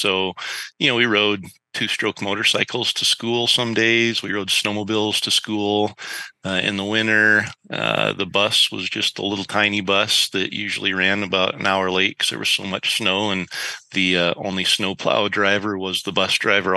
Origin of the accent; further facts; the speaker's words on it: north central Idaho, United States; I grew up in a tiny little logging community in kind of north central Idaho.